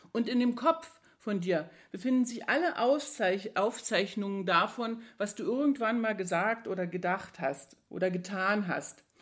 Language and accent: German; East Germany, Germany; Als ich jung war, ein Kind war, dann bin ich in der DDR groß geworden.